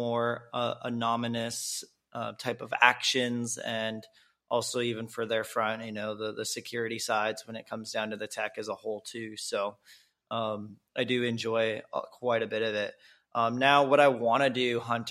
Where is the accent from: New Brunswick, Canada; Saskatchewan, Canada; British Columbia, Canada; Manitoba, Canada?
British Columbia, Canada; Kelowna; also born or lived in Bay Area, California; now in Mexico; from Canada, Kelowna, BC is my home